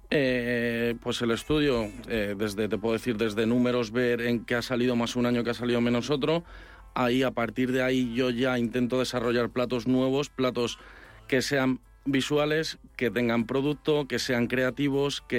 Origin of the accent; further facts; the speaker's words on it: Madrid, Community of Madrid, Spain; soy madrileño 100%.